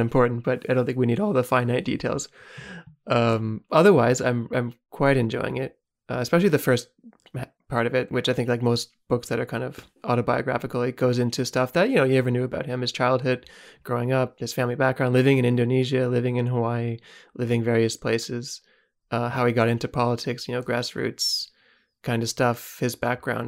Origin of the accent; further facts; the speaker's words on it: Canada; as a Canadian